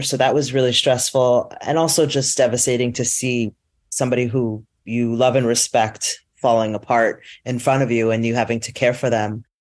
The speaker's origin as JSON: {"language": "English", "town": "Teaneck", "region": "New Jersey", "country": "United States", "tie": "born or raised there", "also_born_or_lived": "New York", "said": "I grew up, I was born in New York, but I grew up in the suburbs in Teaneck, New Jersey"}